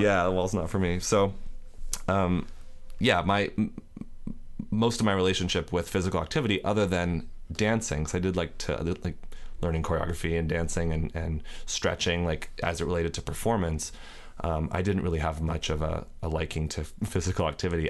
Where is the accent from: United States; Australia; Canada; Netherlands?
United States; Northern California; moved away as an adult; also born or lived in Alameda, California / Sonora, California; now in Los Angeles, United States; I grew up in Northern California, first in, in the Bay Area for about ten years in Alameda, and then, uh, my mom and I moved to Sonora, which is up near Yosemite